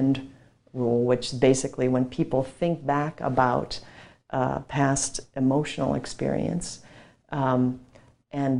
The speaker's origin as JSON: {"language": "English", "region": "Minnesota", "country": "United States", "tie": "born or raised there", "said": "I grew up in Minnesota in a very stoic Nordic household"}